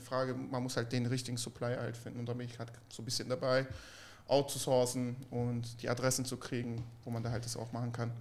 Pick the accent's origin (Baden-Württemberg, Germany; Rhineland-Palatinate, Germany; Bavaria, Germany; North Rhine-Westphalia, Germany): Baden-Württemberg, Germany; Stuttgart; ich komme ja aus Stuttgart. Bei uns ist es ja sehr, sehr spießig